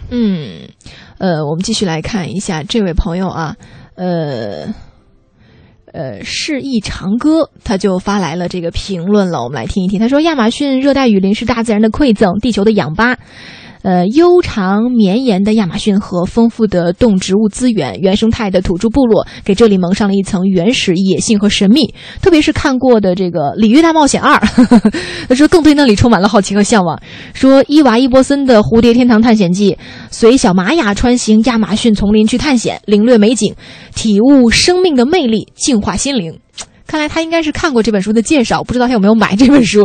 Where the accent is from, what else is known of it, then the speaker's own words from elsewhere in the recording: Xi'an, Shaanxi, China; now in Beijing, China; 因为我是西安人嘛